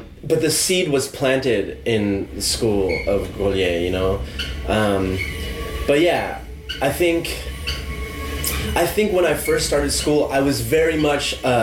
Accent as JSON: {"language": "English", "region": "California", "country": "United States", "moved": "as an adult", "lives_now": "London, United Kingdom", "said": "I could go back to California"}